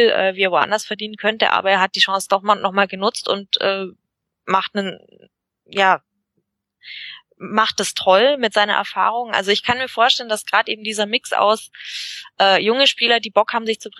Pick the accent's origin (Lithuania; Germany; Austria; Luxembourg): Germany; Bavaria; Ähm, ja, also wir, wir sind ja äh, aus Bayerisch-Schwaben.